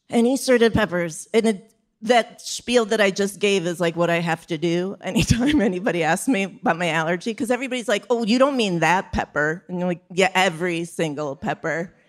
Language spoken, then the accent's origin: English; Chicago, Illinois, United States; now in New York, United States; I'm from Chicago